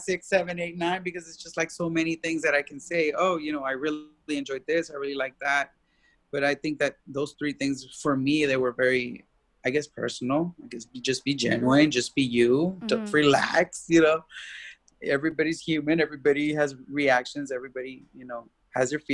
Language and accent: English; Austin, Texas, United States